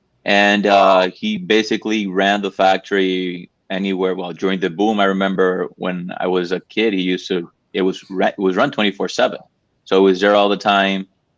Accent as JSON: {"language": "English", "region": "La Romana", "country": "Dominican Republic", "said": "We are from La Romana."}